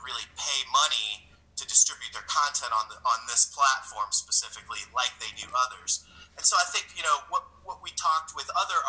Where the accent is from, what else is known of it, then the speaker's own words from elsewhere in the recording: St. Louis, Missouri, United States; I'm from St. Louis